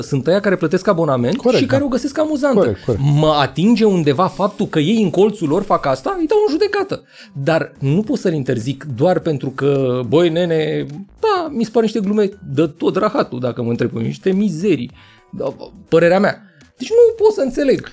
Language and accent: Romanian; Buzău, Buzău County, Romania; m-am născut și lângă în Buzău, acolo unde avem vulcanii noroiești.